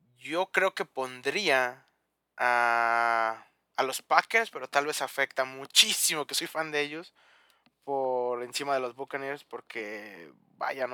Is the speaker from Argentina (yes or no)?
no; León, Guanajuato, Mexico; yo soy de León